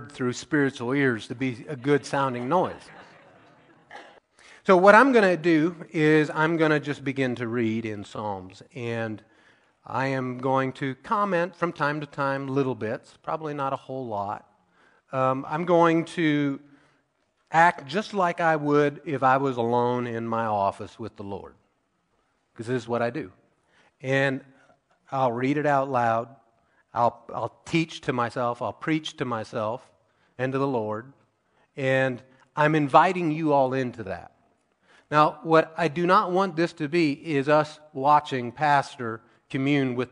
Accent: Missouri, United States; the people that started our church that I grew up in Missouri

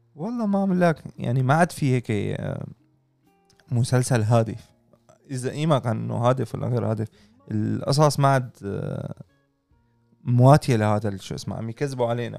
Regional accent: Syria

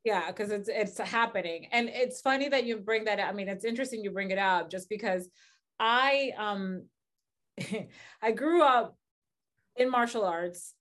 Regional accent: Dominican Republic; moved away; I grew up in the Dominican Republic, very crazy, just, like, very crazy, violent

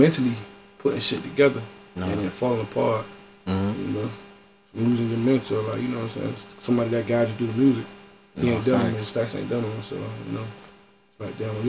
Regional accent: Miami, Florida, United States; I'm from Miami, Florida. Mm-hmm. I'm from the Poker Bean Project, Liberty City, 13th. I'm literally from Miami.

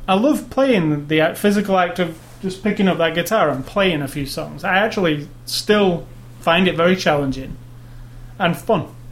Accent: United Kingdom; I'm British

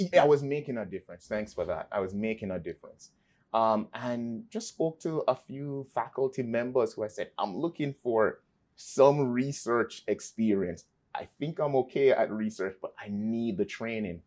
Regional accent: Kingston, Jamaica; moved away; I was raised in Kingston, Jamaica.

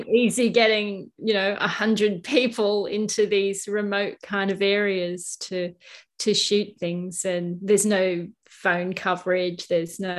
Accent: Kangaroo Valley, New South Wales, Australia; Kangaroo Valley is my hometown where I live.

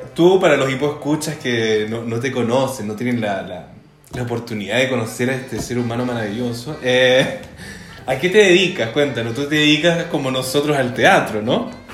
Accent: Buenos Aires, Argentina; Yo soy de Buenos Aires

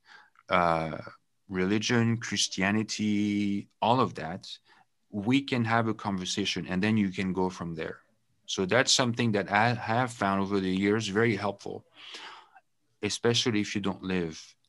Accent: France; English is a second language; also born or lived in United Kingdom; now in Canada; I come from France

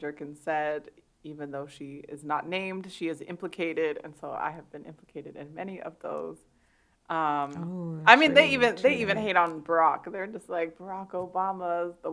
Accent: Toronto, Ontario, Canada; also born or lived in Scarborough; I was born in Toronto. I lived in Scarborough for a little bit, and then I moved out to the burbs.

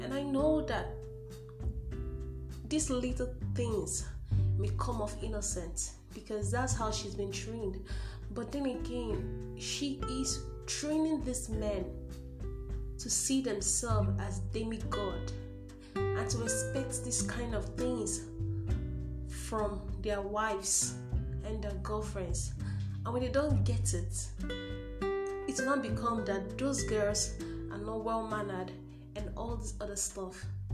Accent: Nigeria; I'm in Nigeria, to be precise, I'm a Nigerian.

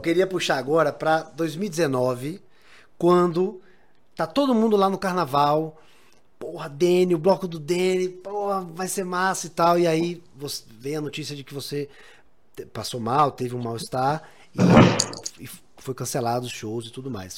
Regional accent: Brazil; a gente brasileiro

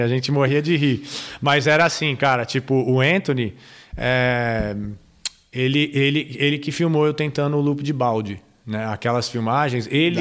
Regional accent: Brazil; nós, como brasileiros

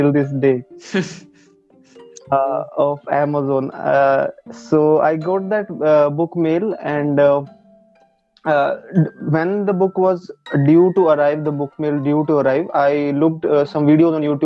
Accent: Karnal, Haryana, India; I'm basically from Karnal, Haryana

